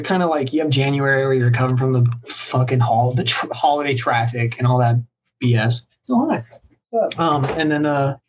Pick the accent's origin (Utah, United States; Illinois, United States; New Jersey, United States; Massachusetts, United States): Utah, United States; Ogden; born or raised there